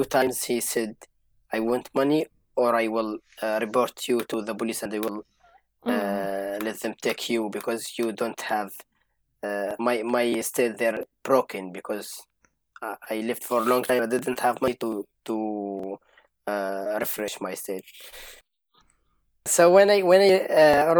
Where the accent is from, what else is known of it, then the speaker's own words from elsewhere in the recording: Syria; English is a second language; moved away as an adult; also born or lived in Lebanon; now in Exeter, United Kingdom; we are refugees, because we are from Syria